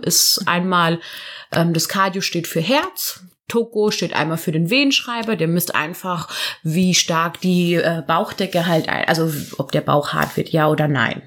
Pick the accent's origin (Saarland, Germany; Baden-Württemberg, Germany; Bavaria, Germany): Baden-Württemberg, Germany; near Karlsruhe; moved away as an adult; now in Cologne, Germany; komme ursprünglich aus Süddeutschland. Genau aus der Nähe von Karlsruhe